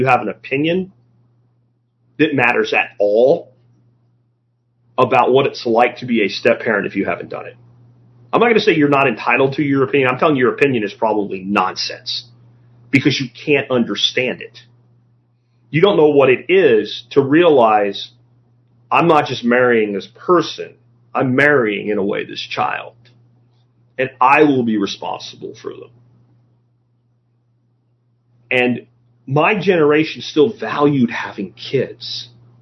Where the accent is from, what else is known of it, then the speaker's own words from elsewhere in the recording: Florida, United States; Growing up in Florida